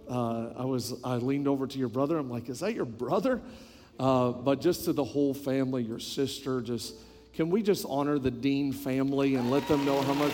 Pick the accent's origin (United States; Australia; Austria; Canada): Canada; New Brunswick; born there; also born or lived in British Columbia / Quebec; when I tell people that I am from Canada, almost every time they will ask me which part, and I always tell them my whole body. Um, I was born on the East Coast, New Brunswick, just above Maine.